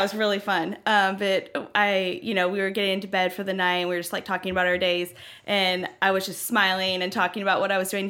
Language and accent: English; Franklin, Tennessee, United States; also born or lived in Knoxville, Tennessee; I grew up in Franklin, um, spent most of my life here in Franklin, and the past two years I've been living in Knoxville.